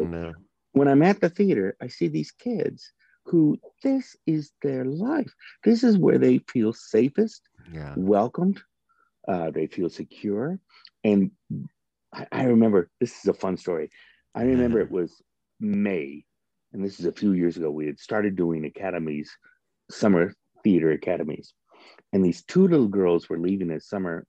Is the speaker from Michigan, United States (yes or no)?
no; Northern Iowa, United States; moved away as an adult; now in Topeka, United States; I grew up in Northern Iowa.